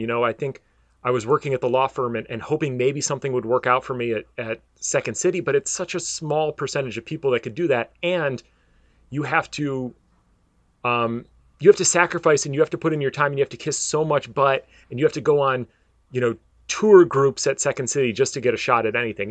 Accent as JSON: {"language": "English", "town": "Downers Grove", "region": "Illinois", "country": "United States", "tie": "born or raised there", "also_born_or_lived": "Westchester, Illinois / Charleston, Illinois", "moved": "yes", "lives_now": "Orlando, United States", "said": "I was born in Westchester, Illinois, and moved to Downers Grove, Illinois when I was four years old"}